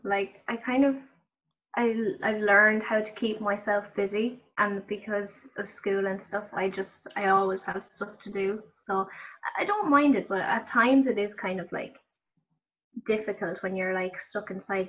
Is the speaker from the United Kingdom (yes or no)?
no; County Offaly, Ireland; I'm 18. I'm so old. I am from Offaly